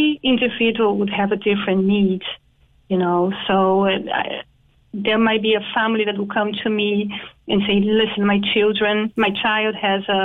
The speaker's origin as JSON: {"language": "English", "country": "Brazil", "also_born_or_lived": "Dublin / Singapore", "moved": "as an adult", "lives_now": "Cork, Ireland", "said": "I'm from Brazil"}